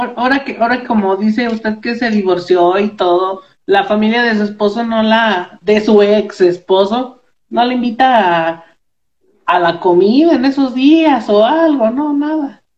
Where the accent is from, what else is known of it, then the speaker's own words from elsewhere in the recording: Moroleón, Guanajuato, Mexico; now in Morelia, Mexico; Yo vivo, yo vivo aquí en, en Morelia, Michoacán, pero soy de, soy de Moroleón, Guanajuato